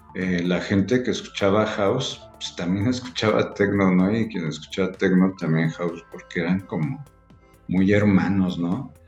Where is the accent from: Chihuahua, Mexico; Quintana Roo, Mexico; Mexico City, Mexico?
Mexico City, Mexico; moved away as an adult; now in Querétaro, Mexico; yo soy de la Ciudad de México. Este, tengo cinco años aquí.